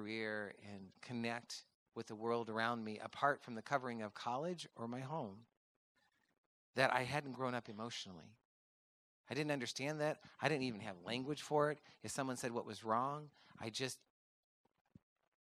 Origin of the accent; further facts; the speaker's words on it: Midwest, United States; I grew up in the Midwest on a farm with four boys